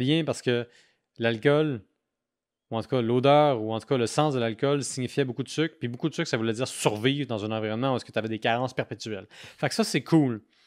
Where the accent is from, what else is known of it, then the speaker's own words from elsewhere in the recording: Quebec City, Quebec, Canada; je viens de Québec